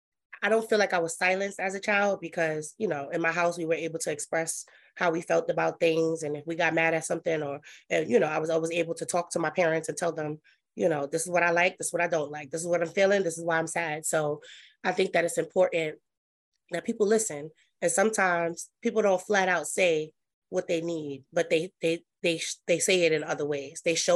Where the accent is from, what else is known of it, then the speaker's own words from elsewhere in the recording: Brooklyn, New York, United States; I am from Brooklyn, New York. That's where I was born and raised. I was actually born in St. John's, which is now named Interfaith Hospital.